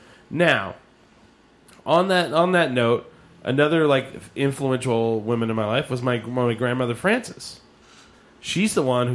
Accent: Eastern New Mexico, United States; now in Albuquerque, United States; my family, we grew up in Eastern New Mexico.

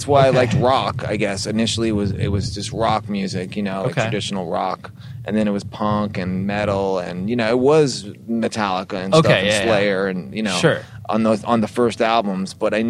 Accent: Long Island, New York, United States; They're from Brooklyn, my parents, and I was brought up in Long Island

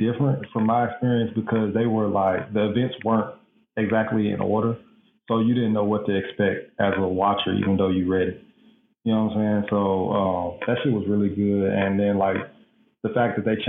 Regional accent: Dallas, Texas, United States; I'm from Dallas, Texas

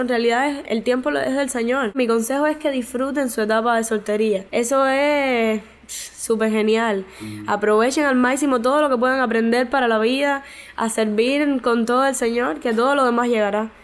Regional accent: Santa Clara, Villa Clara, Cuba; Soy de Santa Clara, de la Iglesia de la Vigilia de los Pinos Nuevos

